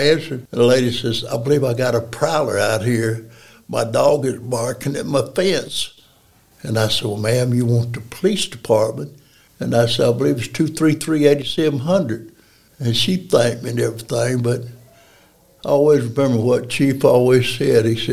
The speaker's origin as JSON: {"language": "English", "town": "Decatur", "region": "Alabama", "country": "United States", "tie": "born or raised there", "moved": "as an adult", "lives_now": "Athens, United States", "said": "I'm from Decatur. I was born, raised in Decatur"}